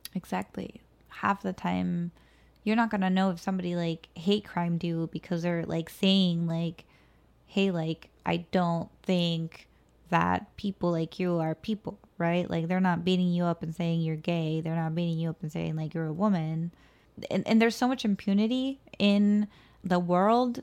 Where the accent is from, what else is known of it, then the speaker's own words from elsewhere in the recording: Mexico City, Mexico; moved away; I was born in La Ciudad de Mexico. I was maybe at most second generation born in the city